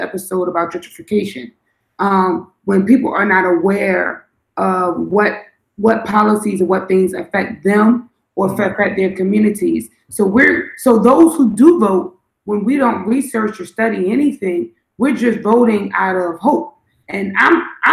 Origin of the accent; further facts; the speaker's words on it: Philadelphia, Pennsylvania, United States; now in Washington, D.C., United States; I was in Philly, because I'm from Philly